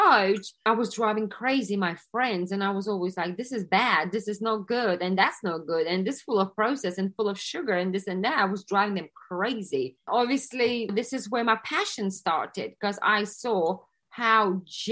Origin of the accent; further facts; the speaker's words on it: Lithuania; now in London, United Kingdom; originally, I'm from Lithuania